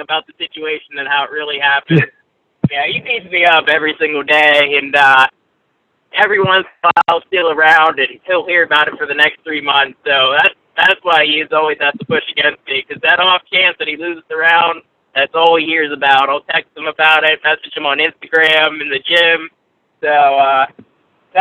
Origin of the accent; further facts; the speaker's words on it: Pittsburgh, Pennsylvania, United States; also born or lived in Altoona; I'm actually from Pittsburgh